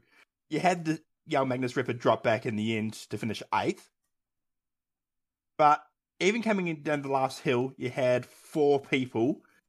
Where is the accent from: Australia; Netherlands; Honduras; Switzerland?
Australia; We are Australian. It comes with the territory.